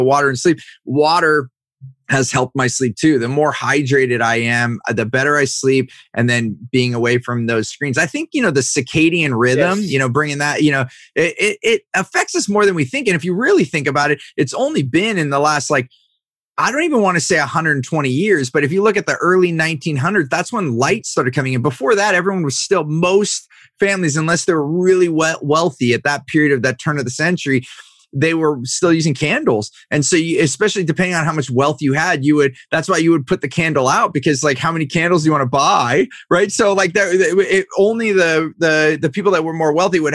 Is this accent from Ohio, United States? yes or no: no; Silicon Valley, California, United States; growing up in Silicon Valley here in California